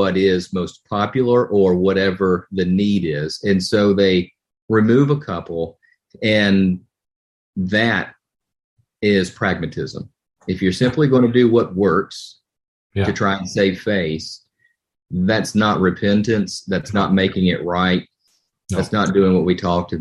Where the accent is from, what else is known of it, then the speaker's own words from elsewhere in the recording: Winston-Salem, North Carolina, United States; I'm from North Carolina, and First Baptist Church of Winston-Salem, where I was born